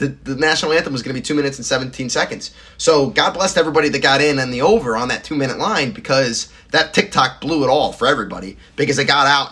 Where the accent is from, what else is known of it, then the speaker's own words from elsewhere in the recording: the South, United States; as the Southerner that I am